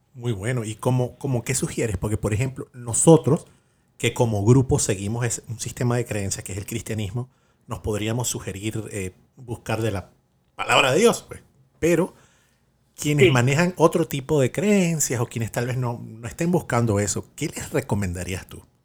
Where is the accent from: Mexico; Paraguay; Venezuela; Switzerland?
Venezuela; yo, soy de Venezuela